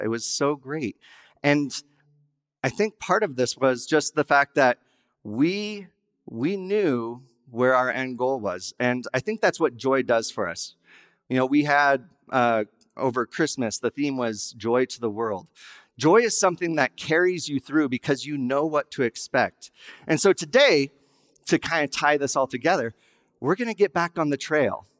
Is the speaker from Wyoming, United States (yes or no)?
yes; Wyoming, United States; I was raised in Wyoming